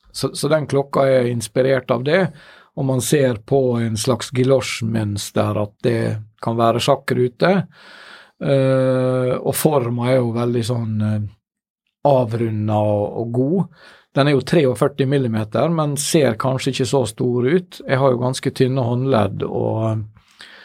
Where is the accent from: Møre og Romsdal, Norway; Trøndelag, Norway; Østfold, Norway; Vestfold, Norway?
Møre og Romsdal, Norway; Ålesund; når jeg var liten og vokste opp i Ålesund, som man sikkert hører på min, min dialekt